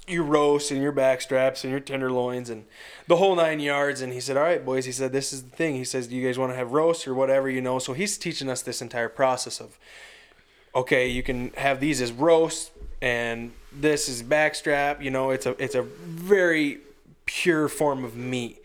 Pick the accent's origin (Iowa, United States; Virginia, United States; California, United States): Iowa, United States; western; we're from four and a half hours yeah. west of Iowa City